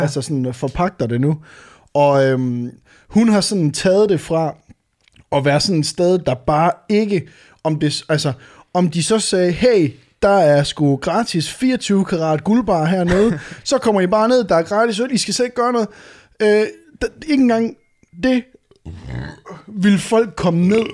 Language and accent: Danish; Varde, Southern Denmark, Denmark; moved away; hjemme øh, i øh, Varde, hvor jeg er fra